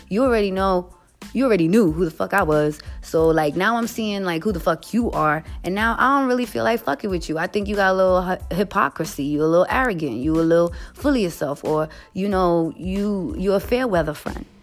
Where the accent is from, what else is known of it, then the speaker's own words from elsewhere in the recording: New York City, New York, United States; I'm from the Bronx. What you expect? I'm Puerto Rican and Haitian.